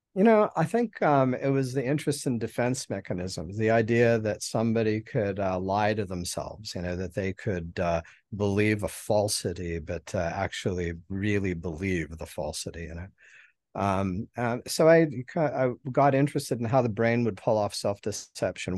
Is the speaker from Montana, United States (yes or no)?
yes; Helena, Montana, United States; now in Mobile, United States; I was born in Helen, Montana, and um, that's where I grew up and you know spent all of my formative